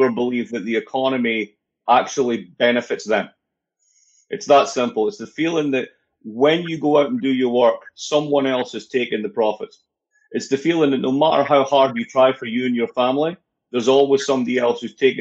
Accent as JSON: {"language": "English", "region": "Scotland", "country": "United Kingdom", "also_born_or_lived": "New York", "moved": "as an adult", "lives_now": "United States", "said": "I'm from Scotland, part of, you know, the United Kingdom."}